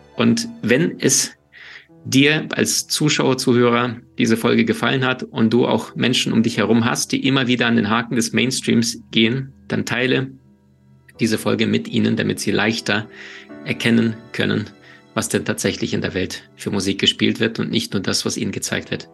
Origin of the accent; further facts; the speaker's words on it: Ukraine; moved away; also born or lived in Siberia, Russia; ich bin in Russland, in Sibirien geboren, in der Ukraine aufgewachsen